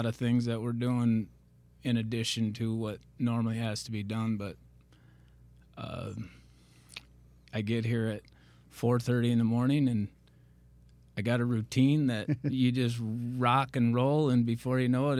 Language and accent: English; New Hartford, New York, United States; Well, I was born and raised in New Hartford, the other half of the campus, where all the tough kids come from.